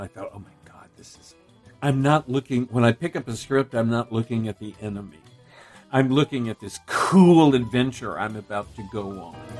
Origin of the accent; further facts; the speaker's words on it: Texas, United States; I grew up in Texas